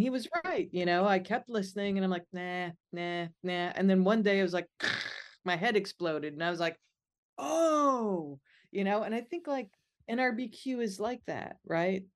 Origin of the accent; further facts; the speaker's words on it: Midwest, United States; Growing up in the Midwest